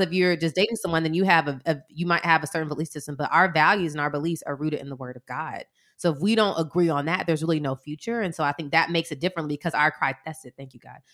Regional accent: Atlanta, Georgia, United States; we're from Atlanta

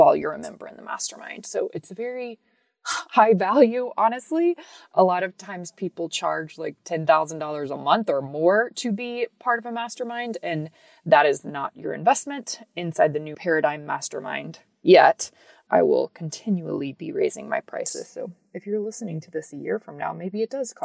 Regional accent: Texas, United States; So I live in Texas. I'm from Texas

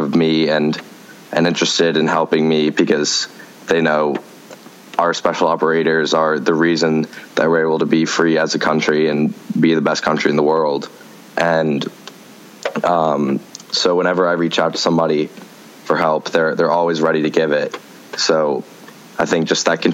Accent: McLean, Virginia, United States; my hometown of McLean, Virginia

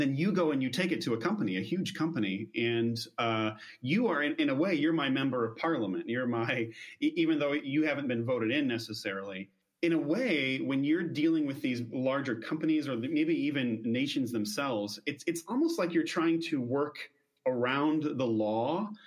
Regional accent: United States; as an American

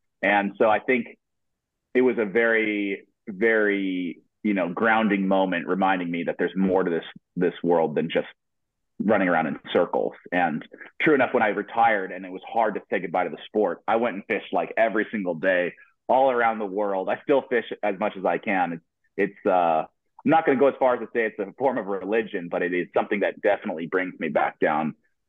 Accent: Denver, Colorado, United States; because I come from the Rockies, right? You come from Denver, or you're in the Colorado area. You know what big mountains look like.

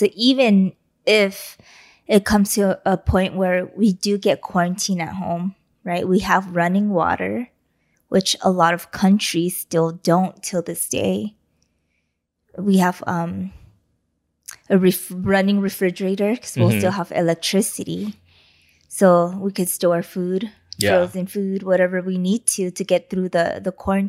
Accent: East Los Angeles, California, United States; You and I, we grew up in East LA.

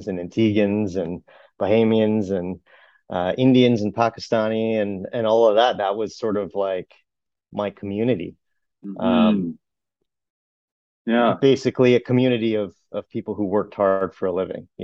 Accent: Brampton, Ontario, Canada; I grew up in Brampton

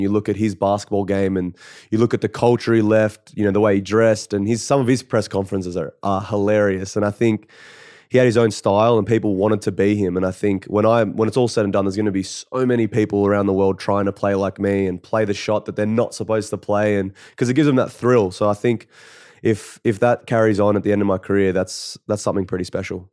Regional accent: Canberra, Australian Capital Territory, Australia; I come from Canberra

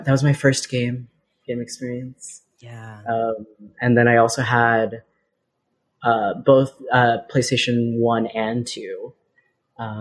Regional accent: Central Texas, United States; moved away as an adult; now in Boston, United States; I grew up in Texas

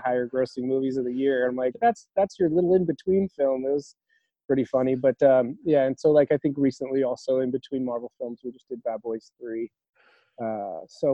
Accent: Los Angeles, California, United States; I was born and raised in Hollywood, pretty much. I mean, Tarzana, California, which is just in the valley there.

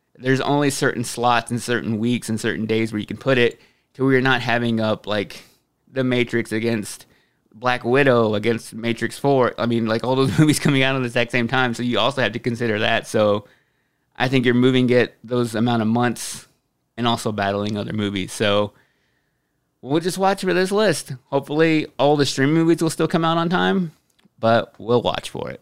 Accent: Texas, United States; I'm from Texas

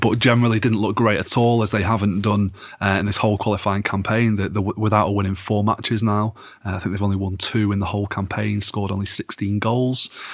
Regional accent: England, United Kingdom; as an Englishman

